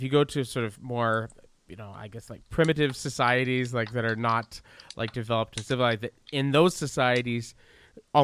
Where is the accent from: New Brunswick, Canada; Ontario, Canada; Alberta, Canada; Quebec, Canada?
Quebec, Canada; Montreal; when I was a kid growing up in Verdun